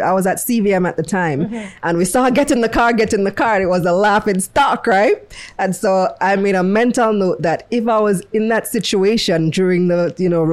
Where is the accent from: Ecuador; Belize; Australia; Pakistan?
Belize; moved away as an adult; also born or lived in New York, United States; now in Jamaica; I'm originally from Belize.